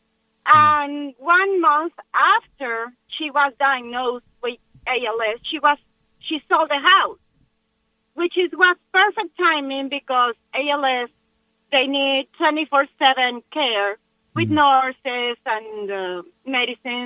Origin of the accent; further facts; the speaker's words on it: Mexico; now in Corpus Christi, United States; I'm from Mexico